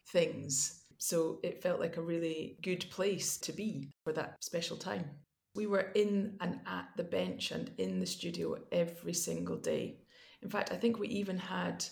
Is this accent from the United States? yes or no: no; Glasgow, Scotland, United Kingdom; also born or lived in Edinburgh / London; grew up in Glasgow